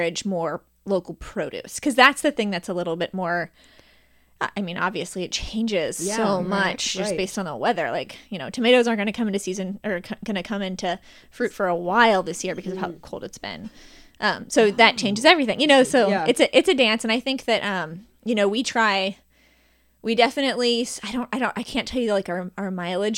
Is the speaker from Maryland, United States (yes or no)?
no; Cincinnati, Ohio, United States; I'm born and raised in Northside. Still live there and love it